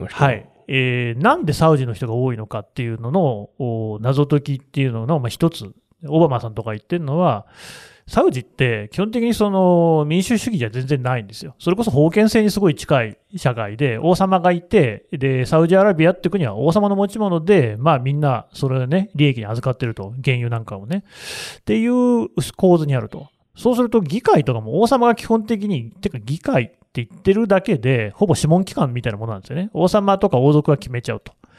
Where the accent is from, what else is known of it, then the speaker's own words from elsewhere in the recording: Aichi, Japan; 愛知県民の私としては